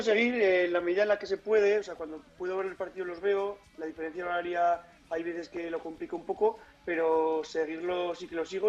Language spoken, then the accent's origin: Spanish; Navarre, Spain; now in Ohio, United States; el equipo de, de mi tierra